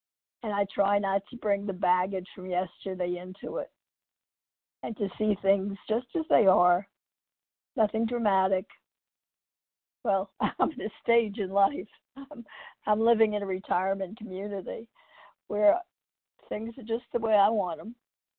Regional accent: New York, United States; also born or lived in California; now in Texas, United States; I'm from New York, California, and now I live in Texas.

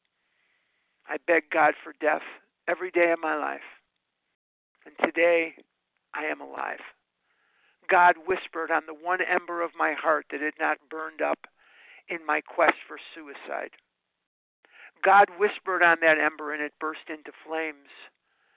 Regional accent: Chicago, Illinois, United States; now in Scottsdale, United States; I live in Scottsdale, Arizona, but there's Lake Michigan running through my veins. I'm born and raised in Chicago

